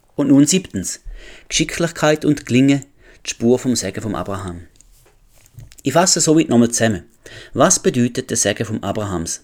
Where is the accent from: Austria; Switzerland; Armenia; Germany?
Switzerland; als Schweizer